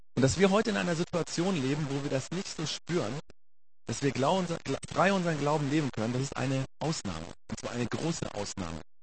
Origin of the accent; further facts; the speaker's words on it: Germany; wir als Deutsche